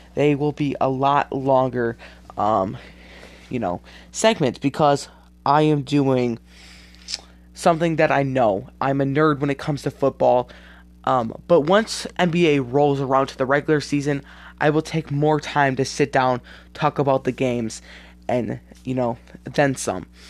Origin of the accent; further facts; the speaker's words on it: Wisconsin, United States; This is in Wisconsin, my home state